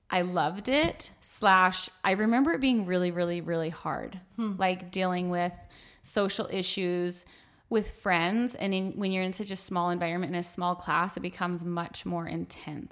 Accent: Buffalo, New York, United States; I grew up in Buffalo, New York

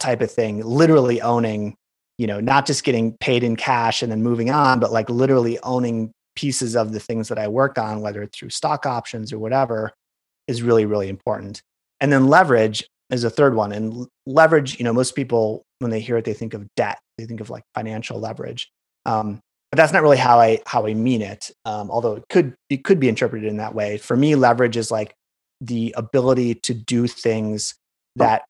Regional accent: Wisconsin, United States; moved away as an adult; also born or lived in San Francisco / Chicago; growing up in Wisconsin

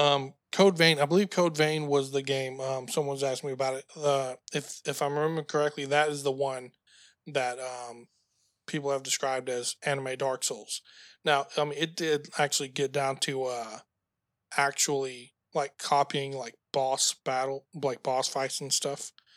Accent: United States; being an American

